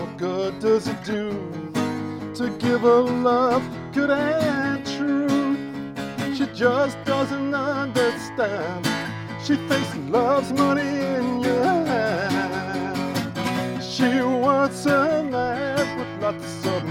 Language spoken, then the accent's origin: English; London, United Kingdom; Growing up in London was fantastic because you had so much music there